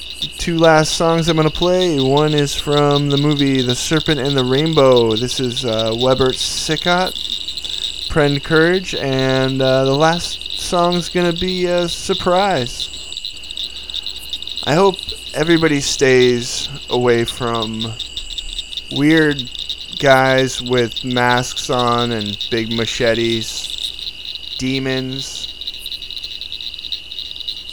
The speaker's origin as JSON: {"language": "English", "town": "Santa Cruz", "region": "California", "country": "United States", "tie": "born or raised there", "said": "As a kid growing up in Santa Cruz"}